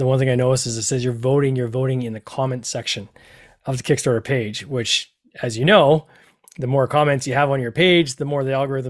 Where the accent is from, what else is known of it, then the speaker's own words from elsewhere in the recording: Canada; some of these tokens seem very Canadian to me as a Canadian